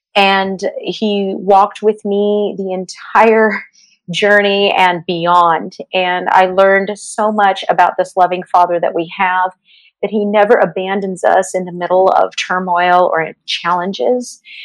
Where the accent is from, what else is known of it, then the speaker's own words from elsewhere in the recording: Los Angeles, California, United States; also born or lived in Santa Clarita, California; I grew up in the San Fernando Valley